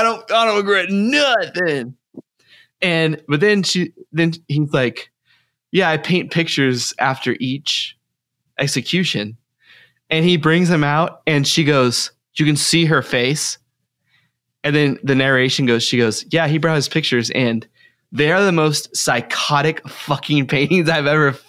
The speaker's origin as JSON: {"language": "English", "region": "Texas", "country": "United States", "accent": "Texas", "said": "I'm being polite about my Texas accent for New Brunsfels or whatever."}